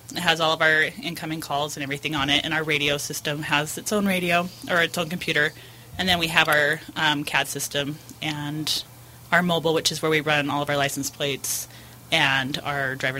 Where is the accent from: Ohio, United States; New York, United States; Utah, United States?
Utah, United States; St. George; I was born and raised in St. George.